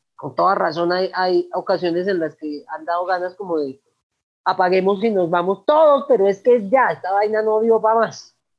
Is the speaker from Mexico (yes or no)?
no; Manizales, Caldas, Colombia; also born or lived in Cali, Colombia; Yo nací en Cali, pero me crié en Manizales